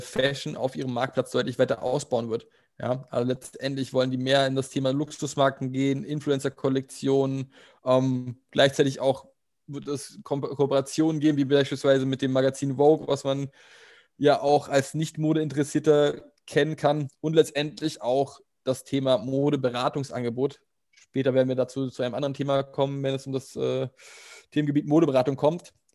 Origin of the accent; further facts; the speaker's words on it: Germany; als Deutscher